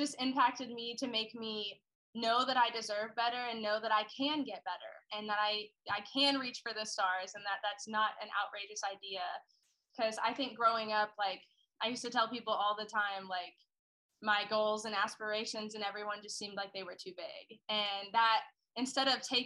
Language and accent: English; southern Indiana, United States; I'm from a really small town in Indiana, probably like an hour from Louisville, Kentucky. So pretty southern Indiana.